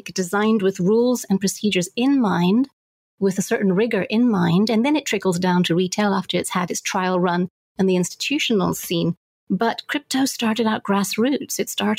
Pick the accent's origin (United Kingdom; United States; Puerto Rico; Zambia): Zambia; I mean, I grew up in Zambia, and so the whole idea of banking infrastructure was something that I care a lot about